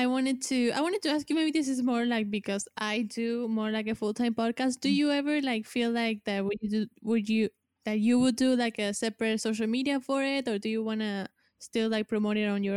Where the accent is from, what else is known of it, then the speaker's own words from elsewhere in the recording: Argentina; English is a second language; because I'm here from Argentina.